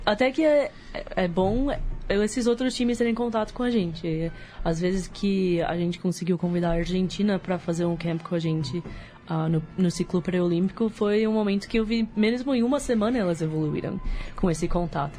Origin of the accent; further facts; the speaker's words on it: United States; moved away as an adult; nasci nos Estados Unidos e um, cresci lá, sou filha de dois pais brasileiros